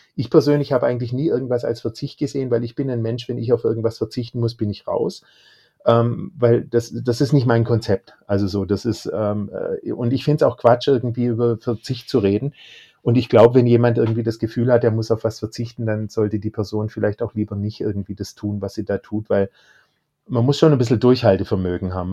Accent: Baden-Württemberg, Germany; Ich bin aus Baden-Württemberg, da wird man sozusagen mit Fleisch auch großgezogen

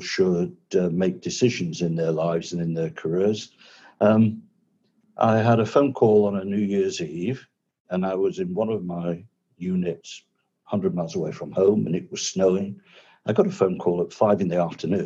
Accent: rural Lincolnshire, East Midlands, United Kingdom; moved away as an adult; also born or lived in Swaziland; now in Isle of Man; I was born and brought up in rural Lincolnshire, good farming county

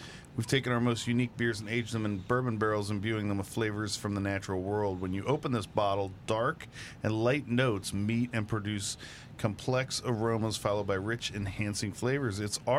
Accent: Liberty, Texas, United States; I grew up in Liberty, Texas

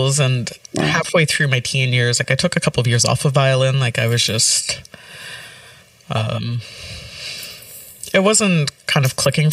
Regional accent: Ottawa, Ontario, Canada; I grew up in rural Ottawa, so 90s, pre-amalgamation Ottawa

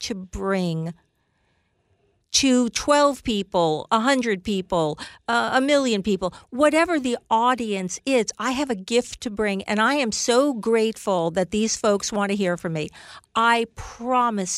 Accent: United States; I am an American marketer.

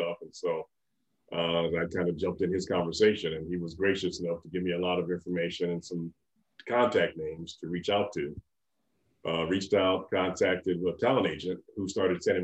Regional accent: Pittsburg, California, United States; Born and raised in Pittsburgh, California, out in Contra Costa County.

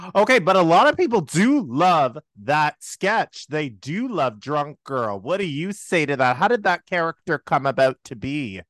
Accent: Toronto, Ontario, Canada; We're both from Toronto

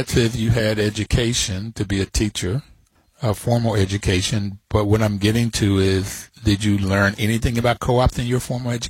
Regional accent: Bluefield, West Virginia, United States; I was on top of a mountain. That's where I grew up. I grew up in Bluefield, West Virginia. Poor blacks, poor whites, we all, you know, together.

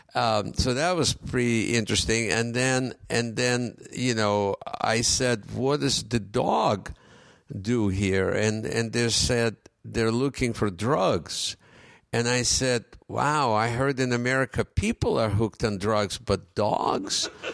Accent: Ukraine; first language Russian; English is a second language; moved away as an adult; also born or lived in Russia; now in United States; when I came here, and I didn't speak English

